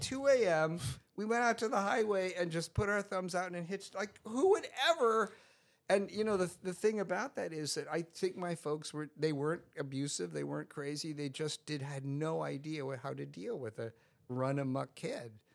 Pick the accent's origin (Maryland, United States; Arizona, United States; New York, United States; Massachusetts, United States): New York, United States; Scarsdale; I grew up in Scarsdale, New York